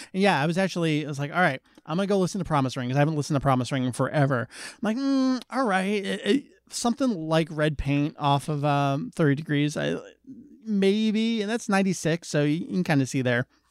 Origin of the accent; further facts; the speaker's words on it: New Jersey, United States; I'm from New Jersey